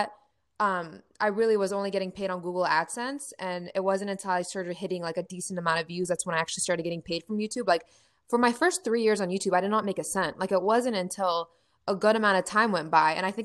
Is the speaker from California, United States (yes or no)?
no; Ohio, United States; I'm from Ohio